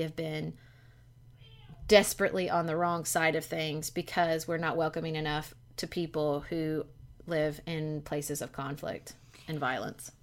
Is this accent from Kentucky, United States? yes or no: yes; Kentucky, United States; I am a ninth generation Kentuckian, okay? So that's how long, they've just been in Kentucky